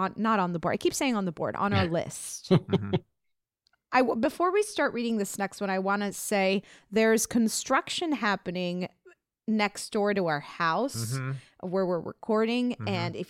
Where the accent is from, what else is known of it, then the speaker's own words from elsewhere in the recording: Oklahoma, United States; I'm from Oklahoma, and even in our Oklahoma history classes, it was somewhat glossed over.